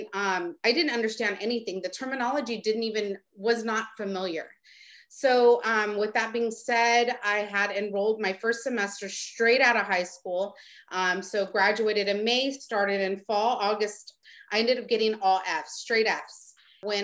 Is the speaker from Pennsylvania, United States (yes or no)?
no; Stockton, California, United States; I'm from Stockton.